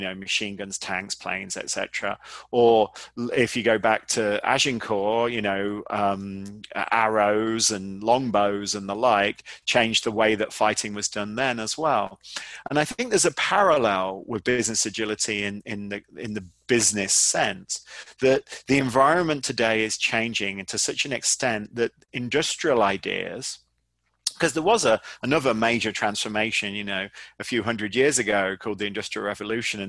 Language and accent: English; United Kingdom; now in United States; I'm obviously British, but I live in America